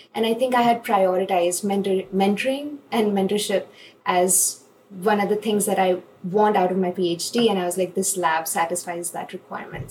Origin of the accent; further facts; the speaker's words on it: India; moved away as an adult; when I was coming from India